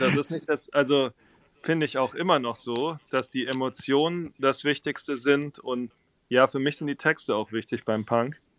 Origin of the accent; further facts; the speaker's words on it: Waldenbuch, Baden-Württemberg, Germany; also born or lived in Tübingen / Husum; now in Hamburg, Germany; Von daher bin ich letztlich in Süddeutschland aufgewachsen, in diesem kleinen Ort Weidenbuch, wo auch die Rittersportschokolade herkommt